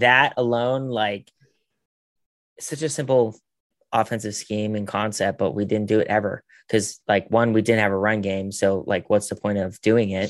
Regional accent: Pittsburgh, Pennsylvania, United States; moved away as an adult; now in Los Angeles, United States; my hometown

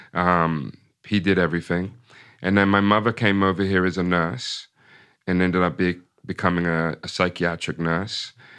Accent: Ipswich, East of England, United Kingdom; moved away as an adult; also born or lived in Brooklyn, New York; I was born and raised in Ipswich

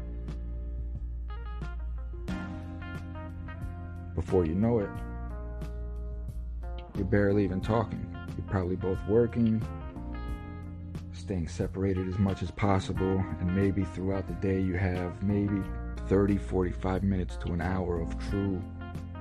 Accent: United States; us as an American society

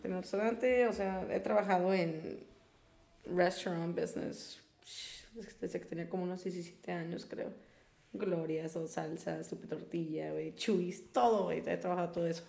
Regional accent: Austin, Texas, United States; yo nací, crecí aquí, güey, en Austin

